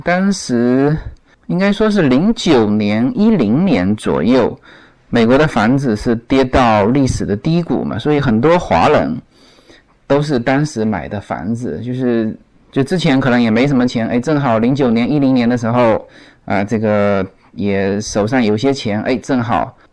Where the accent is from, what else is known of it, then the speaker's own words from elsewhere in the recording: China; now in United States; 对于我们中国人来说